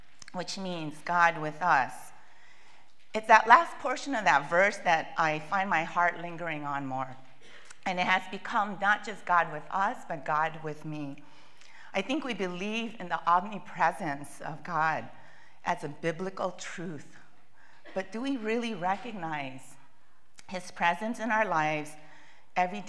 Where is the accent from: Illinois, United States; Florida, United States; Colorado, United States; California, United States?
California, United States; moved away as an adult; also born or lived in Boston; I grew up in California, and we have two temperatures, warm and warmer